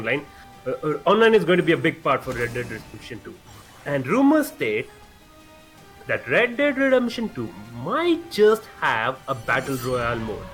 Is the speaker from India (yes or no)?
yes; India; I'm an Indian